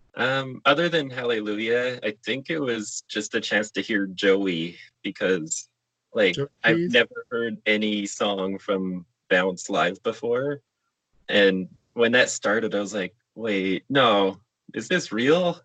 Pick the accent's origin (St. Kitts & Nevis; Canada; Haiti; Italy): Canada; Calgary, Alberta; I'm from Calgary